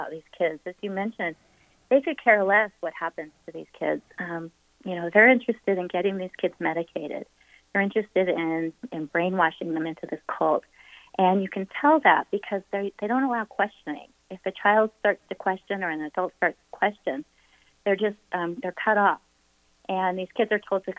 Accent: Utah, United States; my home state of Utah

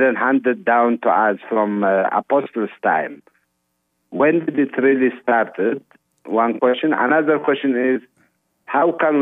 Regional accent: Eritrea; now in Iowa, United States; I'm Eritrean Orthodox. I'm from Eritrea, so I born to Eritrean Orthodox family

